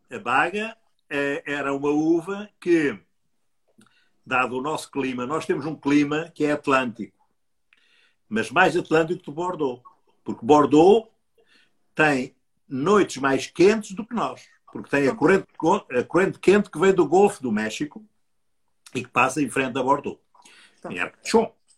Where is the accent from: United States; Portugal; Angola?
Portugal; Coimbra, Centro; eu nasci em Coimbra, mas Coimbra também não é muito longe do, do Vinhedo